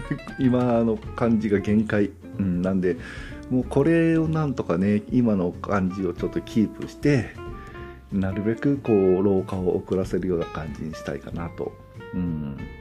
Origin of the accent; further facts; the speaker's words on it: Nagoya, Aichi, Japan; accent: Nagoya-ben; also born or lived in Hokkaido; 住んでるところは、えー、東海地方愛知県ですね、えー、なんで名古屋弁はネイティブです